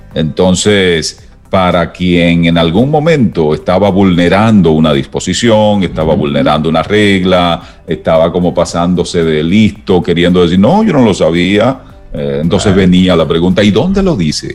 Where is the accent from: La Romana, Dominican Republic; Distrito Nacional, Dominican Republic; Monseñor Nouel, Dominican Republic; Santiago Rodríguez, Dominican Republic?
Santiago Rodríguez, Dominican Republic; San Ignacio de Sabaneta; also born or lived in Dajabón, Dominican Republic; nací en Santiago Rodríguez, noroeste de la República Dominicana, y mi bachillerato fue en Dajabón, también noroeste, pero mucho más pegado de la frontera